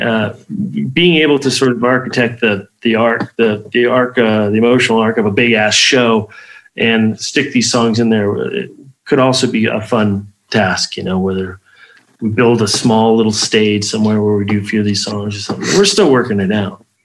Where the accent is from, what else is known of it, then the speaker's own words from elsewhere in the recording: Las Vegas, Nevada, United States; also born or lived in Nephi, Utah; I left Las Vegas for two years, um, from '86 to '88